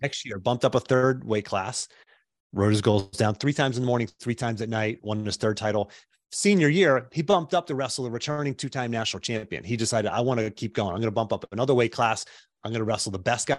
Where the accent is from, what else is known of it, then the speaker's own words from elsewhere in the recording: Pittsburgh, Pennsylvania, United States; moved away as an adult; now in Charlottesville, United States; I grew up in Pittsburgh